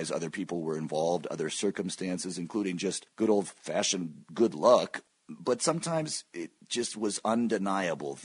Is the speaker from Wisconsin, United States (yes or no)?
no; Michigan, United States; moved away as an adult; also born or lived in Stanford, California / New York City; I'm actually in Michigan right now. I moved here with my family when I was 4 years old. My dad teaches at the University of Michigan, and I lived here until age 18